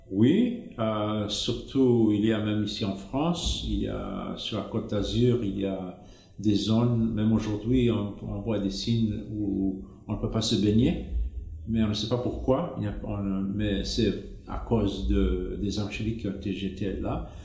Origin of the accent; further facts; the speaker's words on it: Zimbabwe; moved away as an adult; J'ai grandi en Afrique. Euh, au Zimbabwe. À l'époque, c'était la colonie anglaise, la Rhodésie